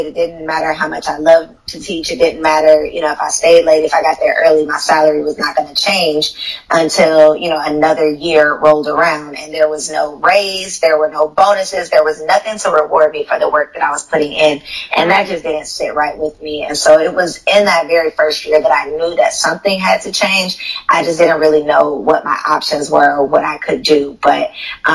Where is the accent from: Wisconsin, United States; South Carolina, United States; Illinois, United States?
Illinois, United States; Chicago; moved away as an adult; also born or lived in Tennessee / Atlanta, Georgia; I'm from Chicago. I grew up outside in the suburbs of Chicago